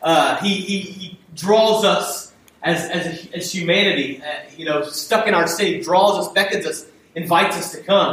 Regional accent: United States; as an American

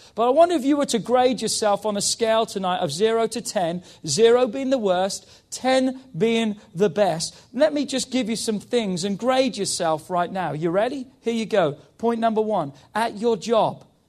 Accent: England, United Kingdom; moved away; because I'm English

